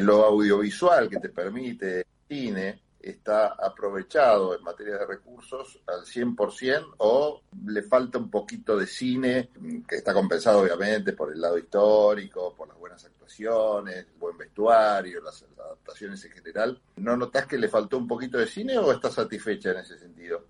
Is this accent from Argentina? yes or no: yes; Argentina; Uno se ha acostumbrado como argentino ya a vivir en democracia